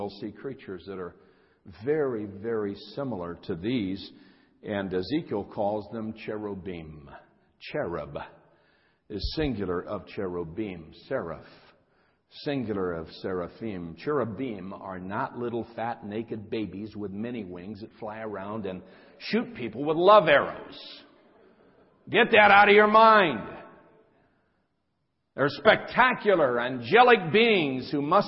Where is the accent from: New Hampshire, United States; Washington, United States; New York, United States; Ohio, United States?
Ohio, United States; now in California, United States; I'm from Ohio, but I've been out here in California for many, many years